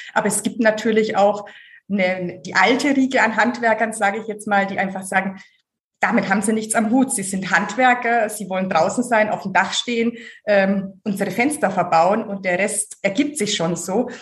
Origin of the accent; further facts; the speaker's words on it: Hof, Bavaria, Germany; also born or lived in Schwäbisch Hall / Oberpfalz / Munich; now in Hamburg, Germany; aber mit einem Jahr schon ins Fränkische Hof gekommen und dort aufgewachsen